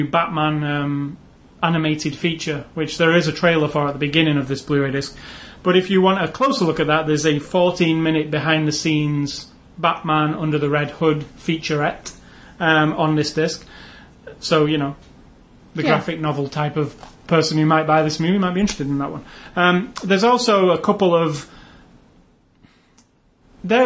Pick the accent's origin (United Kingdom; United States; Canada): United Kingdom; England; I'm English